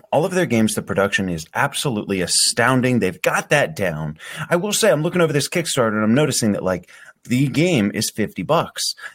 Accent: United States; I was growing up in Washington.

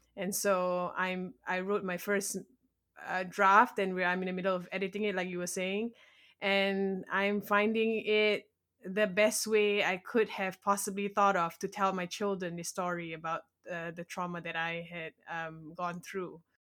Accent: Malaysia; first language English; moved away as an adult; now in United States; I was born and raised in Malaysia, and I moved to America about eight years ago

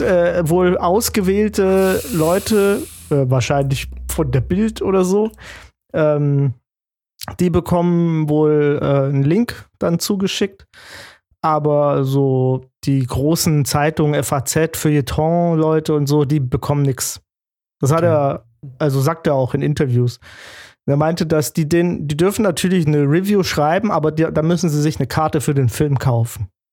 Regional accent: Giessen, Hesse, Germany; ich bin aus Gießen

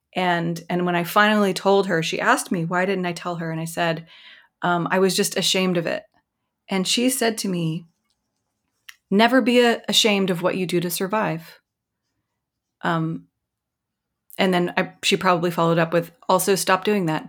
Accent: Mississippi, United States; moved away; I'm from Mississippi. I'm from the rural South.

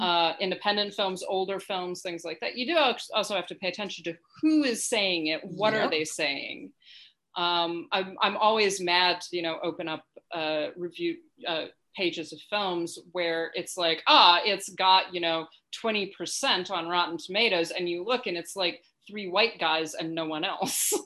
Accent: United States; as a an American, right, and as a white person

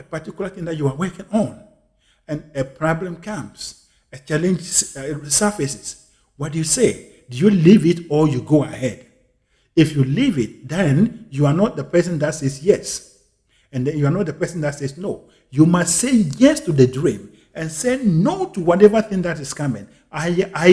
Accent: Ghana; my home country once again, Ghana

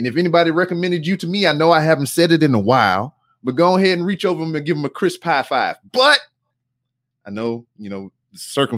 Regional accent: Louisiana, United States; now in Texas, United States; because I'm a Southern guy. I'm from Louisiana.

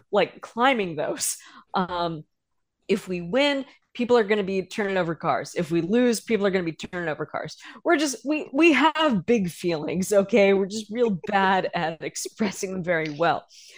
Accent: Philadelphia, Pennsylvania, United States; we're from Philly, so we're gritty.

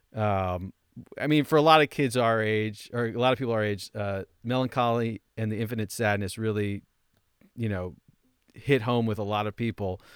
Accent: Roseland, New Jersey, United States; moved away; I went to my hometown, uh, Roseland

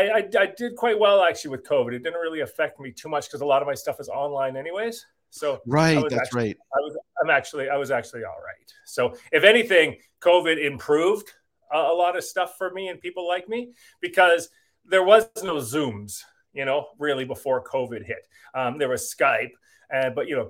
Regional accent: Burlington, Ontario, Canada; moved away as an adult; now in Vancouver, Canada; I was from Burlington

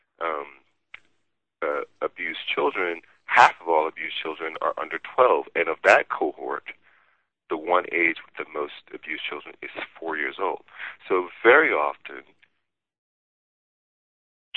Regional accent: Gibbsland, Louisiana, United States; I was growing up in Louisiana

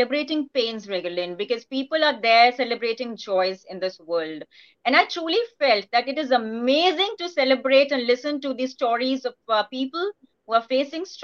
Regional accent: India; being an Indian

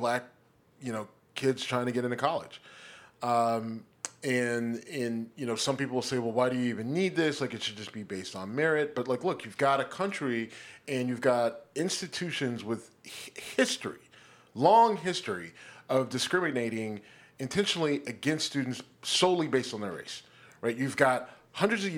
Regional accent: Youngstown, Ohio, United States; my hometown, Youngstown

